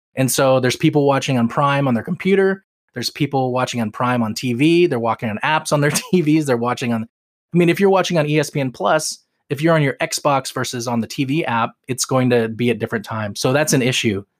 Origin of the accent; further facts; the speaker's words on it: Seattle, Washington, United States; I grew up in Seattle as a Tacoma Stars fan